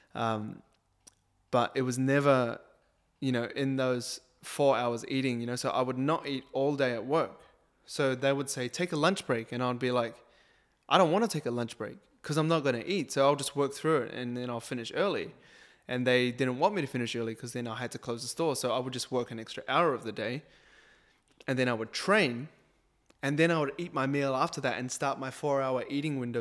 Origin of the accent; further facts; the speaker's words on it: New Zealand; I'm a Kiwi